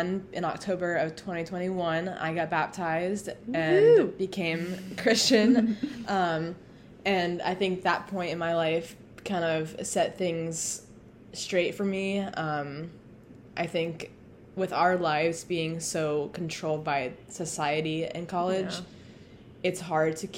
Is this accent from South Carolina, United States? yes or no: no; Cumming, Georgia, United States; moved away as an adult; now in Alabama, United States; I'm from Cumming, Georgia, which is just outside of Atlanta